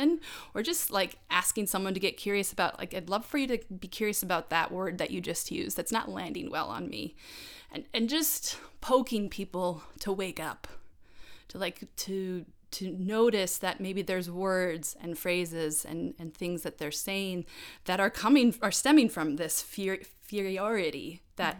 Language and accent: English; United States; I grew up in America, in North America, in the United States